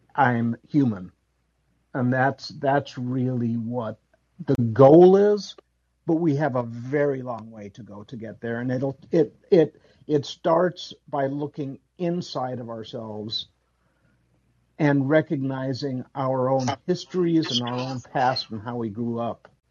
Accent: Chicago, Illinois, United States; My parents were Puerto Rican, but I was born in Chicago.

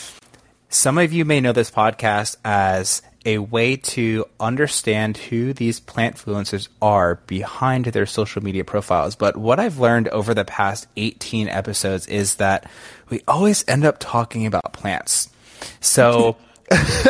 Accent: Rhode Island, United States; now in Ponte Vedra, United States; I'm from Rhode Island

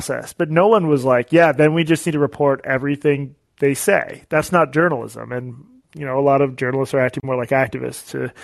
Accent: United States; I'm Jewish American

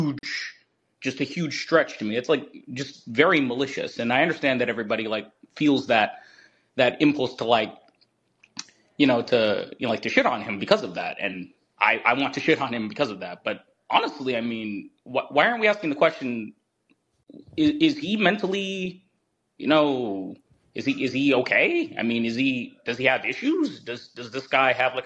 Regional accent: Eastern Kentucky, United States; I'm from Kentucky, Eastern Kentucky.

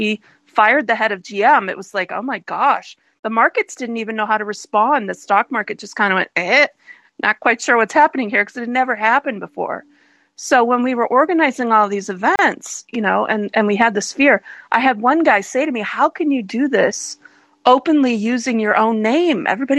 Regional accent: United States; this is part of just being an American

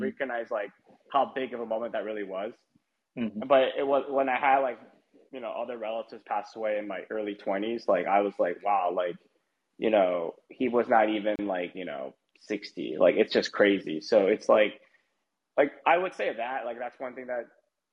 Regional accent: United States; I'm American. I mean, you know I'm American

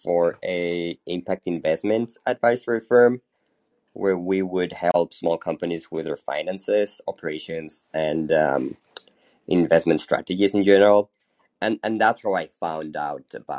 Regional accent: Hermosillo, Sonora, Mexico; now in Mexico City, Mexico; I'm originally from Mexico. I was actually born in the north of Mexico in a small town called Hermosillo, Sonora, pretty close to the U.S., but I've been living in Mexico City for the past 20 years or so.

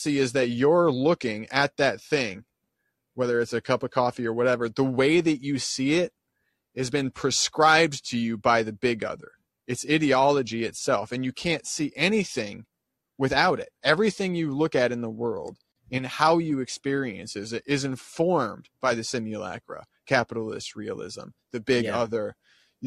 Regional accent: Dubuque, Iowa, United States; my hometown

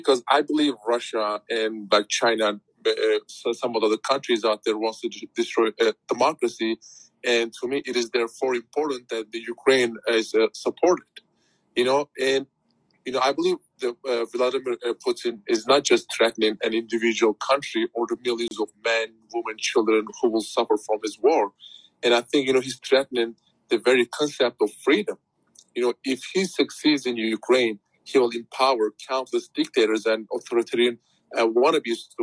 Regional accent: Turkey; moved away; my activism started with Turkey because that's my home country

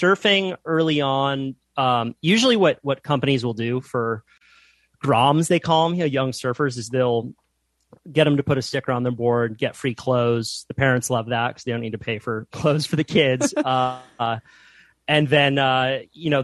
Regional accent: Santa Cruz, California, United States; I grew up in Santa Cruz, California, which is sort of a surf mecca

